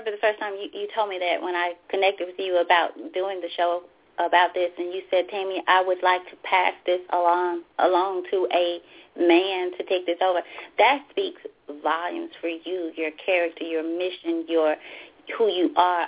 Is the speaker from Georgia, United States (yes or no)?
yes; Valdosta, Georgia, United States; now in Memphis, United States; my hometown, Valdosta, Georgia